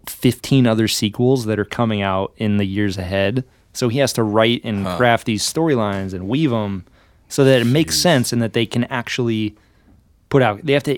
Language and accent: English; Des Moines, Iowa, United States; They would. I'm from Des Moines.